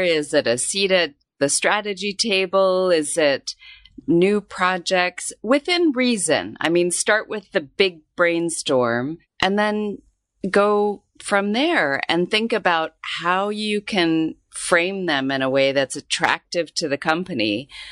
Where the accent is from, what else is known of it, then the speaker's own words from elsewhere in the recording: Tucson, Arizona, United States; moved away as an adult; now in Hong Kong; I grew up in Tucson, Arizona